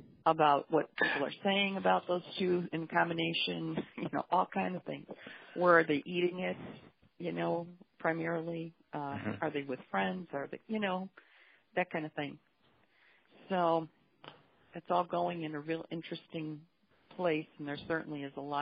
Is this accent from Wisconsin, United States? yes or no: no; Chicago, Illinois, United States; moved away as an adult; also born or lived in Downers Grove, Illinois; now in South Carolina, United States; I'm a Chicago girl. Been born and raised there